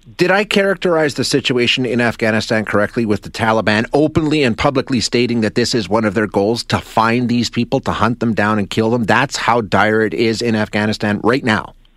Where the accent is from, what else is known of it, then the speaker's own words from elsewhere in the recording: Canada; as a Canadian